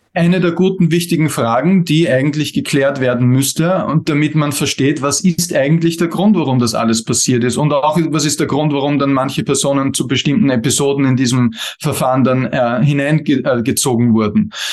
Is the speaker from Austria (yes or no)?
yes; Austria; bei uns in Österreich